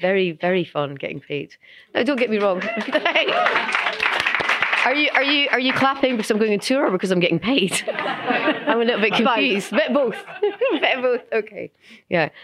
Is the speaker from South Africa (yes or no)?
no; Edinburgh, Scotland, United Kingdom; growing up in Edinburgh, growing up in Scotland